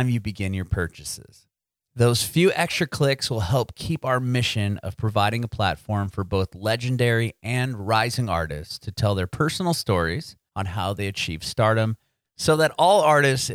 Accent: San Diego, California, United States; I'm from San Diego.

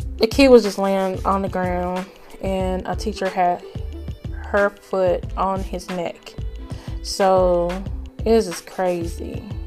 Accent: Greenville, Texas, United States; this is Greenville, Texas, um, my hometown

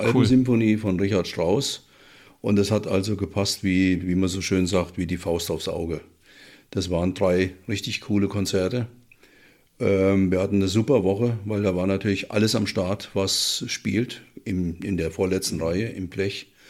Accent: Willingshausen, Hesse, Germany; moved away; also born or lived in Frankfurt am Main; Willingshausen, ist die Großgemeinde Zeller, heißt der Ort, wo ich herkomme

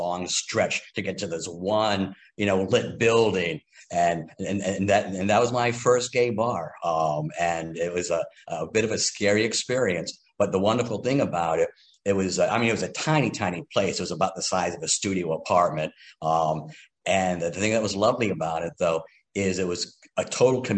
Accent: Kennebunk, Maine, United States; moved away as an adult; also born or lived in Lewiston, Maine / Washington, District of Columbia, United States; I grew up in Kennebunk, Maine, which is in the southern tip of the state along the coast.

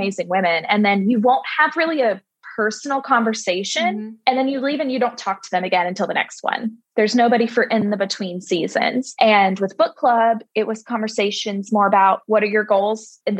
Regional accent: Gulf Breeze, Florida, United States; also born or lived in Birmingham; I grew up in Gulf Breeze. So born and raised, went to school in Birmingham and then came back.

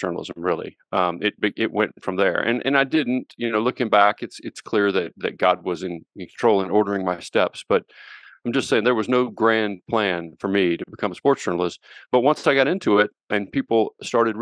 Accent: Little Rock, Arkansas, United States; also born or lived in Central Oklahoma / Fort Worth, Texas; now in Colorado, United States; I grew up in Little Rock, Arkansas

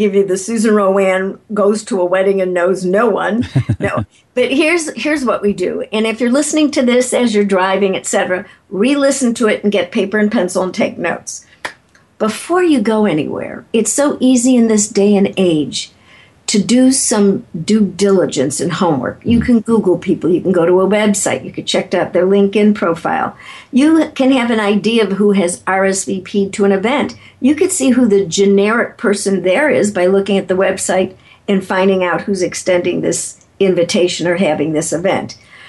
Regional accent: Chicago, Illinois, United States; If you find out that I'm from Chicago and you're from Chicago and we both like deep dish pizza

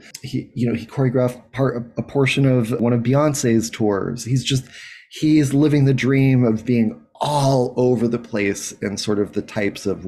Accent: Anchorage, Alaska, United States; I grew up in Anchorage, Alaska

